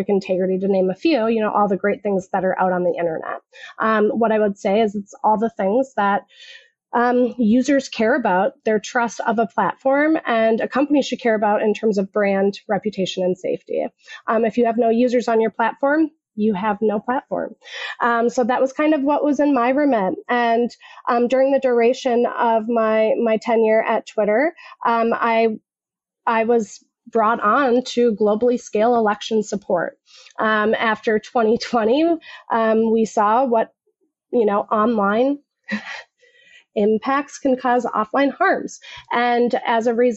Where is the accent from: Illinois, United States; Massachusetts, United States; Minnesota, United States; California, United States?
Minnesota, United States; I'm just somebody from Minnesota.